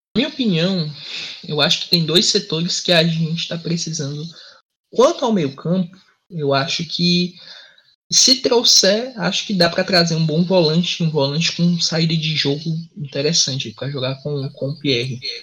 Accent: Fortaleza, Ceará, Brazil; eu sou de Fortaleza

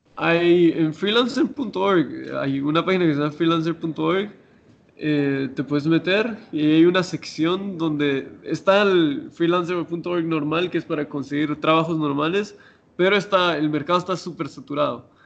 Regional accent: Guatemala; moved away as an adult; cuando me fui de Guatemala

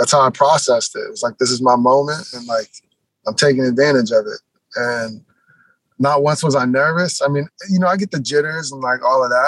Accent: Seattle, Washington, United States; obviously I'm from Seattle. Everything I've ever like done growing up loving has been Seattle.

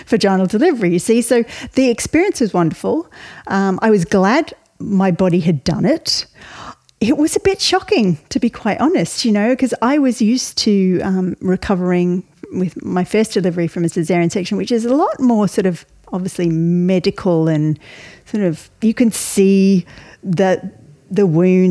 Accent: Melbourne, Victoria, Australia; moved away as an adult; now in Ireland; I was raised in Australia, you can tell from my accent

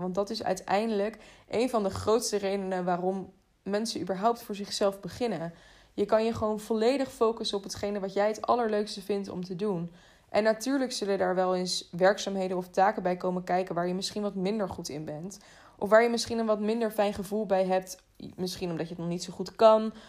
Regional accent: The Hague, South Holland, Netherlands; in Den Haag, waar ik vandaan kom

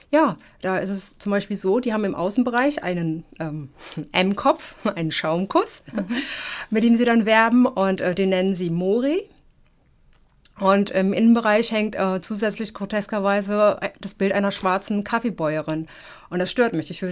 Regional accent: Germany; also ich bin Afrodeutsche, ich bin Afro und ich bin Deutsche.

